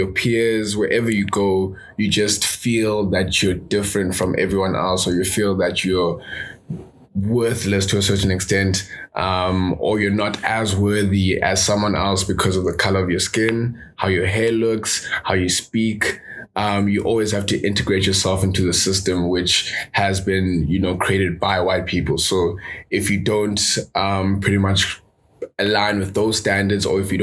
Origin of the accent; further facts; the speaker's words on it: South Africa; I grew up in South Africa. My parents are divorced, so I moved city to city